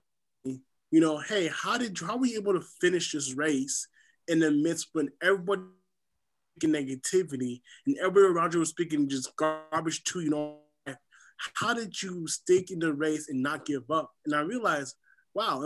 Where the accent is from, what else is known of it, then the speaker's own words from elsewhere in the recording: SeaTac, Washington, United States; also born or lived in Haiti; I'm originally from the Caribbean island of Haiti. I grew up here in SeaTac, Washington.